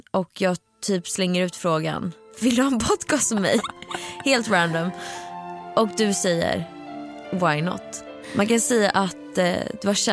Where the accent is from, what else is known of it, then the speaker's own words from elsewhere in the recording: Stockholm, Stockholm County, Sweden; Född och uppvuxen i Stockholm i eh, den nya delen Hammarby sjöstad.